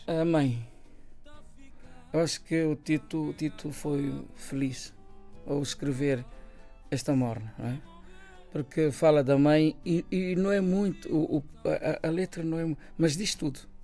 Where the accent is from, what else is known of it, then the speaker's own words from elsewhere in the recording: Ribeira da Barca, Santiago, Cape Verde; Eu sou da Ribeira da Barca, da Ilha de Santiago